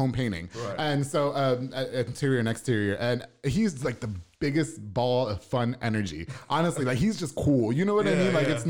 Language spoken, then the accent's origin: English; Puerto Rico; now in Waco, United States; Well, because I'm Puerto Rican, so I'm Caribbean.